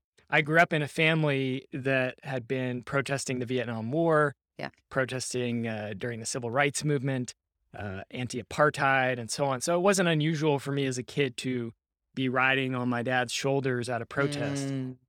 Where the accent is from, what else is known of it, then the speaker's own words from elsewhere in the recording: Seattle, Washington, United States; I grew up in Seattle, Washington, and many people may remember back in 1999, there was a massive protest there against the World Trade Organization.